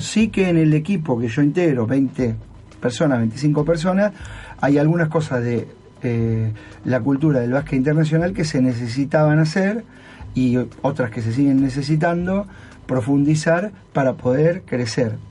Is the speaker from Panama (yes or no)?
no; Argentina; moved away as an adult; also born or lived in Alicante / Rafaela; now in Japan; soy argentino